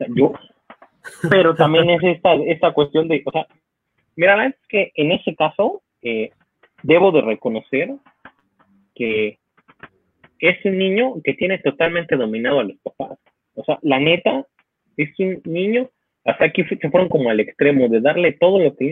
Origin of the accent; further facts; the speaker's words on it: Mexico; somos la sociedad mexicana